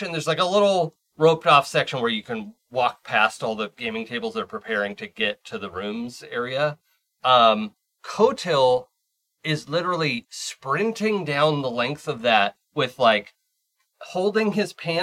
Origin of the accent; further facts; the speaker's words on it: Seattle, Washington, United States; I grew up in Seattle with a monorail